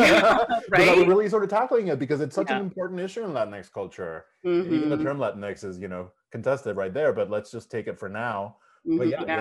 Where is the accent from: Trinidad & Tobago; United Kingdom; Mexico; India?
Mexico; also born or lived in Texas; now in United States; when I was growing up in Mexico, since I had the Tejano side of me, I wasn't Mexican enough.